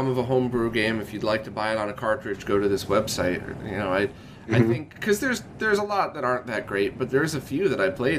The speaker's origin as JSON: {"language": "English", "region": "Connecticut", "country": "United States", "tie": "born or raised there", "said": "I was in Connecticut, maybe 2 hours outside of New York City"}